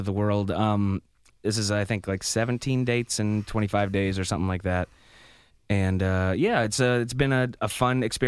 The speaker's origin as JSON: {"language": "English", "region": "Maine", "country": "United States", "said": "we're from Maine"}